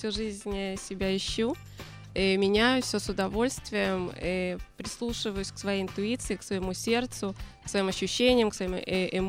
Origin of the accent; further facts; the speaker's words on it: Moscow, Russia; moved away as an adult; now in Israel; Я приехала 18 лет сюда из Москвы и сразу попала в университет, можно сказать, по такой программе.